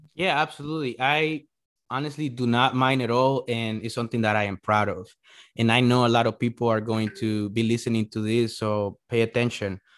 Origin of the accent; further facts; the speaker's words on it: El Salvador; English is a second language; now in United States; I was born in El Salvador